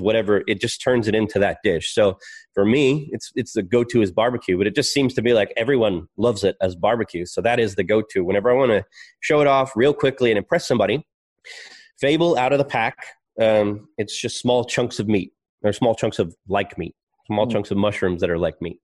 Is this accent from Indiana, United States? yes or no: no; Texas, United States; also born or lived in Melbourne, Australia; now in Australia; I'm Texan